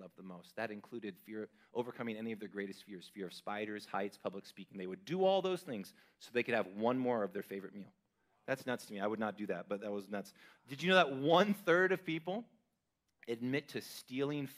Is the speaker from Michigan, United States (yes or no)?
no; California, United States; now in Idaho, United States; as a Californian